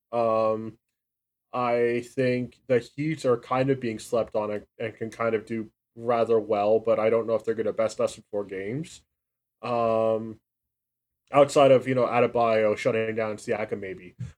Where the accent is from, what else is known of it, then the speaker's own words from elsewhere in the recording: Canada; I'm Canadian